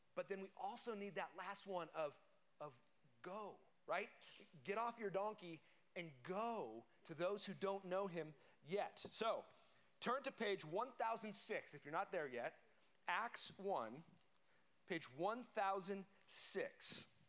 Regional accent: Colorado, United States; I grew up in Colorado

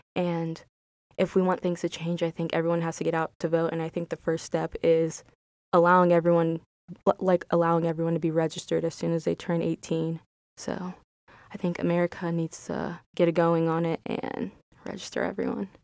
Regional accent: United States; I'm African American

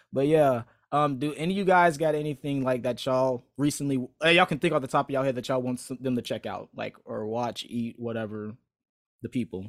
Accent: Florida, United States; accent: Northern; now in Georgia, United States; I'm like, no, I'm from Florida, but my mom and my dad are from Chicago. And I guess I got that Northern accent.

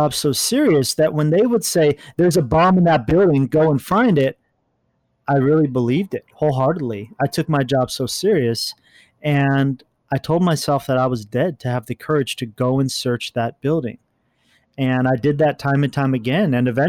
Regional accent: California, United States; I grew up all over, but for a majority, I grew up in Orange County.

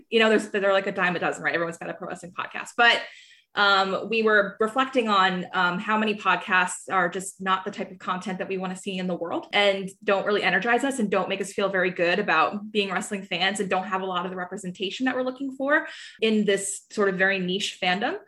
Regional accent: New Jersey, United States; I'm from South Jersey

